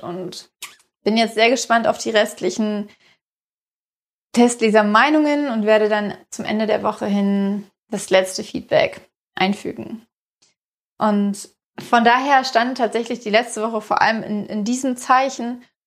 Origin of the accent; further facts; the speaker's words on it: Berlin, Germany; ich komme halt aus Ostberlin und da sagt man Viertel elf.